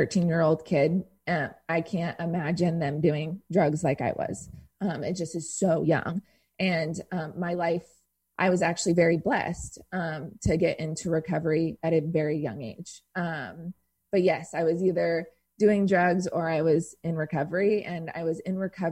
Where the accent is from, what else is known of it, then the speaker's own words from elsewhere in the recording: Irvine, California, United States; I grew up in Irvine.